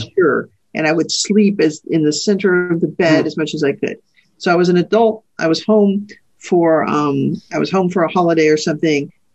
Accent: Idaho, United States; also born or lived in Texas (family) / various states in the West; I grew up in Idaho

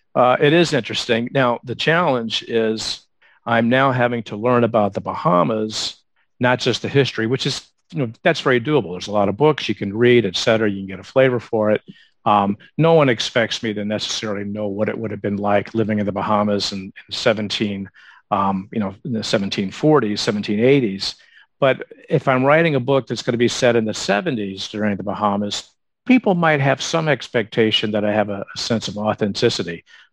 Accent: the South, United States; I was born in 1963. So I was a teenager in the 70s. I grew up in the South. I knew what it was like to go to, church on Sundays and the brunch afterwards

